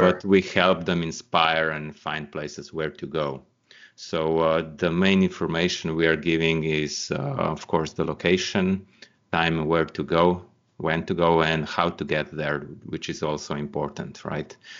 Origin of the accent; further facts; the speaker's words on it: Slovenia; Slovenia is my home country